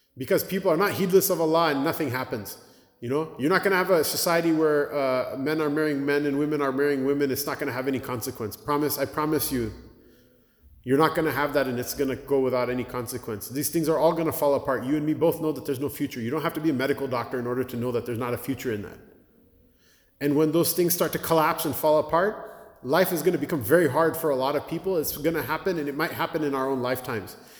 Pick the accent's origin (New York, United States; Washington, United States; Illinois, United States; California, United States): Washington, United States; Blaine; now in Cleveland, United States; My hometown, Blaine, Washington, I can't believe it has a masjid. We grew up there